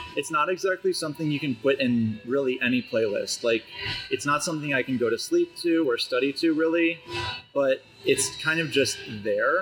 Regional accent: Chicago, Illinois, United States; I'm from Chicago.

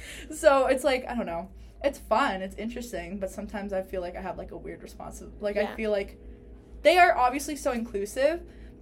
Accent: Malden, Massachusetts, United States; first language Spanish; English is a second language; I'm from Malden

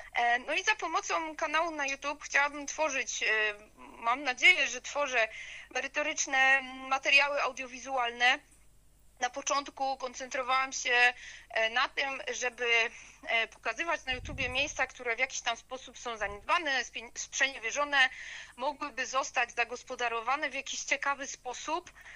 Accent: Upper Silesia, Poland; pochodzę z Górnego Śląska, y, urodziłam się tutaj, cała moja rodzina stąd pochodzi

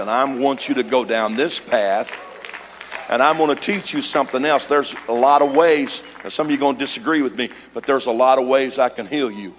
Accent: Missouri, United States; now in California, United States; I grew up in Missouri

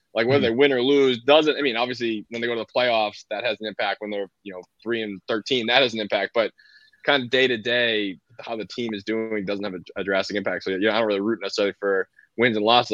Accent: Boston, Massachusetts, United States; I grew up in Boston

